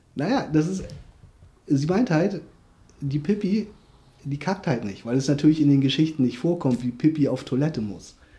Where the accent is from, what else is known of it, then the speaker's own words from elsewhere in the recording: South Korea; now in Germany; ich komme ja wie gesagt aus Korea